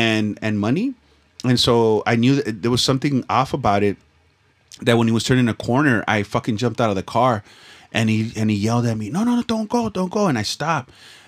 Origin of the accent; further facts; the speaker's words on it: Los Angeles, California, United States; Dude, growing up in Echo Park, you know how many fucking old men try to fucking hit me up?